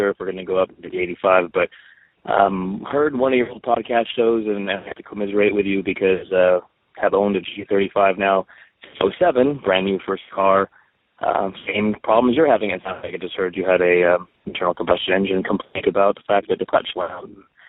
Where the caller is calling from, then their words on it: San Diego, California, United States; I'm from San Diego.